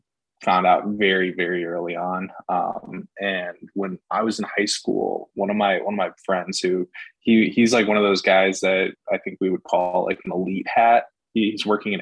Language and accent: English; Schaumburg, Illinois, United States; moved away as an adult; also born or lived in Carbondale, Illinois; now in Las Vegas, United States; I'm from Schaumburg, Illinois